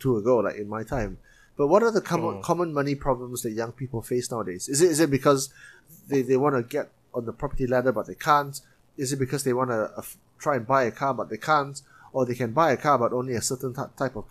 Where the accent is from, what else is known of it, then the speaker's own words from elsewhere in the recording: Penang, Malaysia; moved away as an adult; now in Kuala Lumpur, Malaysia; I'm from Penang